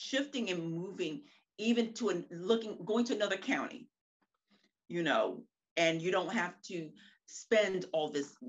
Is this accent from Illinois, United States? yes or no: no; Maryland, United States; also born or lived in Seattle, Washington; growing up in the Maryland area